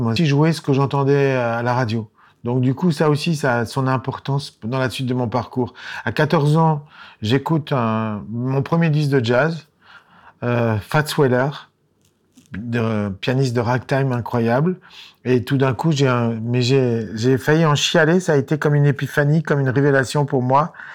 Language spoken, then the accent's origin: French; Lyon, Auvergne-Rhône-Alpes, France; also born or lived in Boston; j'étais musicien provincial puisque je venais de Lyon